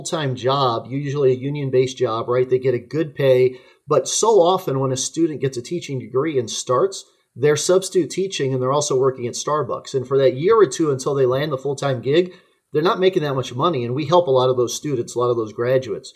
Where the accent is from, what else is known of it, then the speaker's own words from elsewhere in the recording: McPherson, Kansas, United States; moved away; I grew up in McPherson, Kansas, the home of Central Christian College